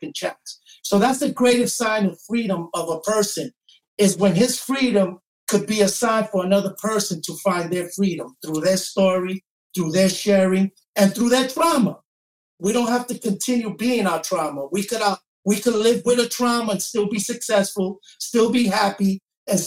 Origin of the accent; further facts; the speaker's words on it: New York City, New York, United States; I have four sisters and I grew up in East New York.